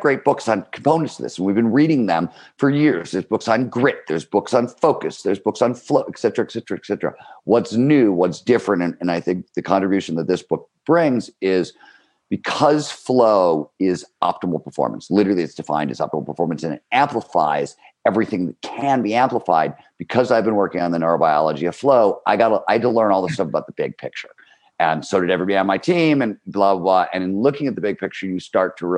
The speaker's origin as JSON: {"language": "English", "town": "Cleveland", "region": "Ohio", "country": "United States", "tie": "born or raised there", "said": "growing up in Cleveland, Ohio, blue collar steel mill town, 70s"}